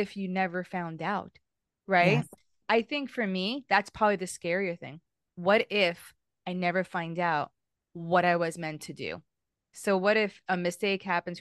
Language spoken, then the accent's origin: English; United States; I remember growing up in the United States. So I'm Hispanic, right?